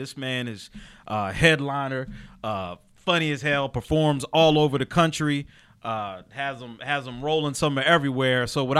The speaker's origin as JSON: {"language": "English", "town": "Chester", "region": "Pennsylvania", "country": "United States", "moved": "yes", "said": "I'm from Chester, Pennsylvania, so mm-hmm. right near Philly"}